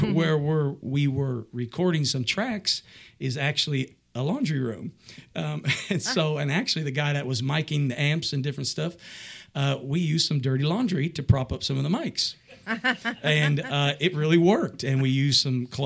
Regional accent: El Paso, Texas, United States; moved away as an adult; also born or lived in New York / Hollywood, California / Dallas, Texas; now in Indiana, United States; I'm originally from, born and raised in El Paso, Texas

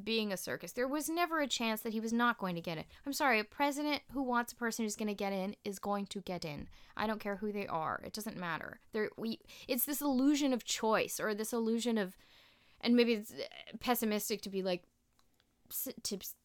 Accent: Canada; now in United States; being in a Canadian classroom

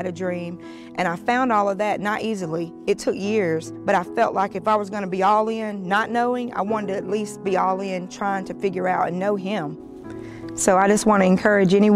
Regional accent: Montgomery, Alabama, United States; now in Jacksonville, United States; from Montgomery, Alabama, but I live here in Jacksonville

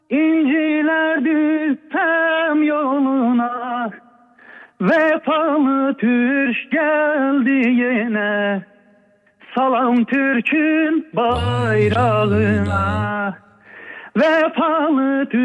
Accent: Azerbaijan region, Iran; Yok yok ben Güney Azerbaycan Türküyüm.

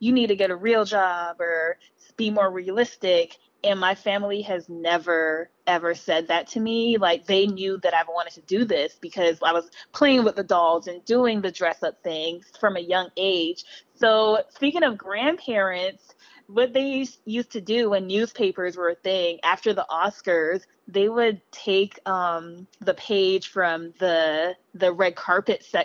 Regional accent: Los Angeles, California, United States; also born or lived in Belize; I live in L.A. Oh. I grew up in L.A.

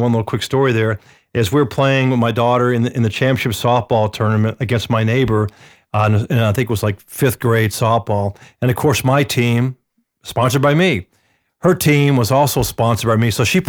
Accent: Atlanta, Georgia, United States; when I grew up in Atlanta playing baseball, Little League.

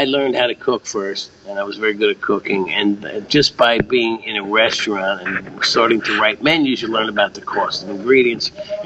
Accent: United States; growing up near New York City

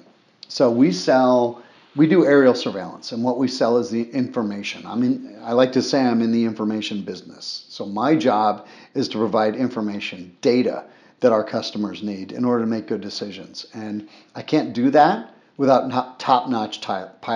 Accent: Boca Raton, Florida, United States; moved away as an adult; also born or lived in Afghanistan; I grew up in Boca Raton, Florida

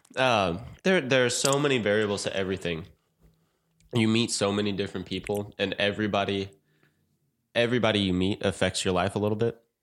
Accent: St. Louis, Missouri, United States; moved away; I'm about to move back to my hometown, Saint Louis

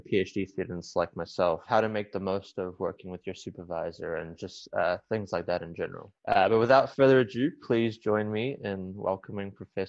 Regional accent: New Zealand; we are both from Australasian soil, since I'm from New Zealand.

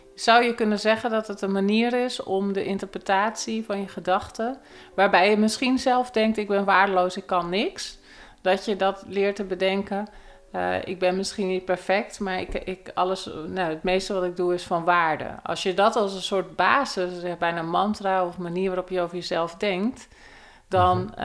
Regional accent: Bilderdam, South Holland, Netherlands; Ik kom uit het dorpje Bilderdam, wat een grensdorpje is eh, tussen Noord- en Zuid-Holland, vlakbij Aalsmeer.

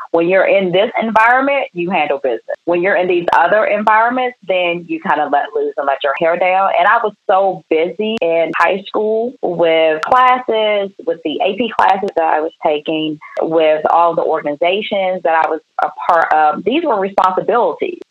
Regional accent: Prince George's County, Maryland, United States; also born or lived in Washington, D.C. / New York area / Baton Rouge, Louisiana; my parents moved to the southern part of Prince George's County when I was two years old.

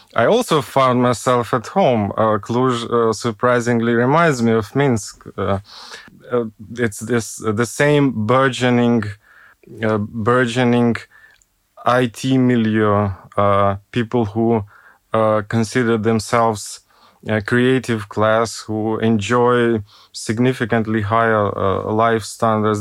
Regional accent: Ukraine; now in Budapest, Hungary; I'm not Belarusian. I come from Ukraine.

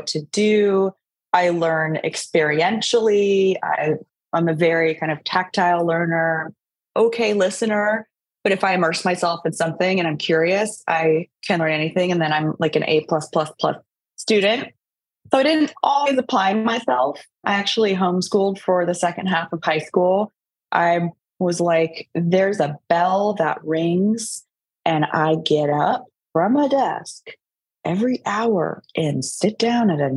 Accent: Sacramento, California, United States; also born or lived in San Diego, California; I grew up mostly in Sacramento. I was born in San Diego

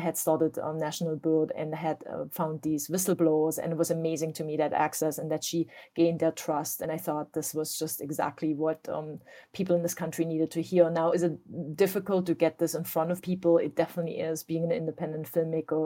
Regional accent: East Germany, Germany; now in United States; I grew up in East Germany

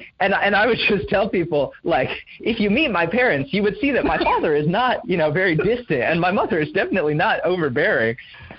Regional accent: Indonesia; moved away as an adult; now in United States; So I grew up overseas in Indonesia. My family moved there when I was 3, and then I came back to the States for college when I was 18.

